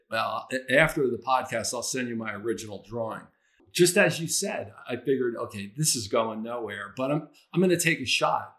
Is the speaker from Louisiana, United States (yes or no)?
no; New Jersey, United States; moved away as an adult; also born or lived in Redmond, Washington; we grew up as neighbors in New Jersey